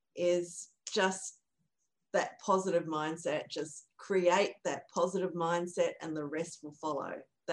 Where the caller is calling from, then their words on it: Brisbane, Queensland, Australia; I'm from Brisbane, Australia.